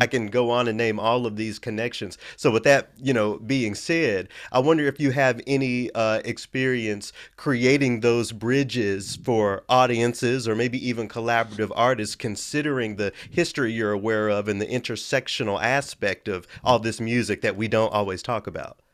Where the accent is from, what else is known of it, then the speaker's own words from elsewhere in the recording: Memphis, Tennessee, United States; I'm from Memphis. So being in a, a predominantly black city